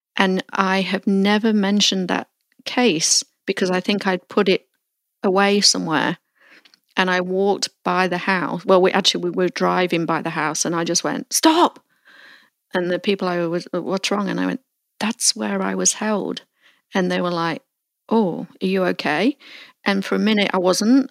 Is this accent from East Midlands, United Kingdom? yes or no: yes; Melton Mowbray, East Midlands, United Kingdom; moved away; I recently visited my hometown of Melton Mowbray in Leicestershire, England, for the first time in 25 years